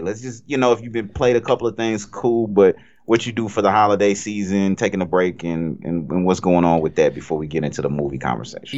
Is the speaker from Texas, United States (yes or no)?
no; Cajun, Louisiana, United States; I'm Cajun